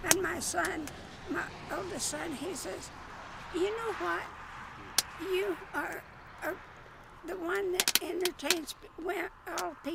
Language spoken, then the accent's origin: English; Missouri, United States; born there; So I was born in Missouri as well.